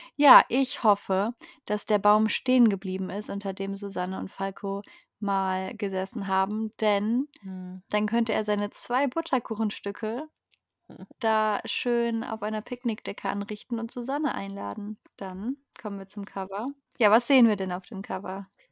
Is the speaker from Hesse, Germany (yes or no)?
no; North Rhine-Westphalia, Germany; Wo meine Heimat erwähnt wird, der Niederrhein